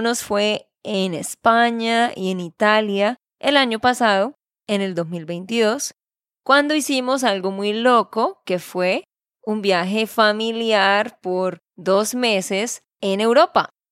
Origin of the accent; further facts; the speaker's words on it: Santander, Colombia; de Santander, Colombia